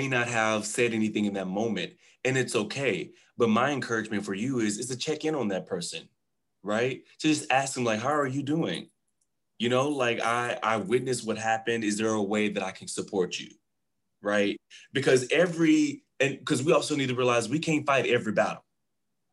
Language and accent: English; Waco, Texas, United States; I'm born and raised Texas. I'm from Waco, Texas